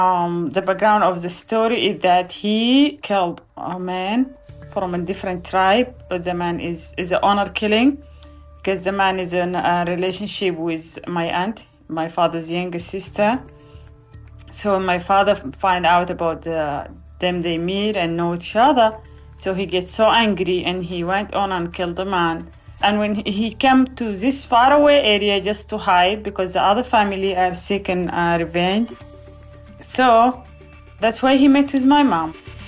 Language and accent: English; Gedaref, Al Qadarif, Sudan; now in Virginia, United States; I was born on November 3rd, 1987, in a refugee camp in the city of Gedaref from Sudan.